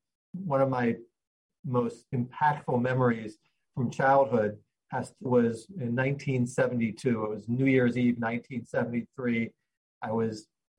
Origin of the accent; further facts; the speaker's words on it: Pittsburgh, Pennsylvania, United States; moved away as an adult; I grew up in Pittsburgh, Pennsylvania, and spent the first 18 years of my life there. And although I haven't lived there since I left for college, it's still a big part of the fabric of who I am. It's a very hardworking place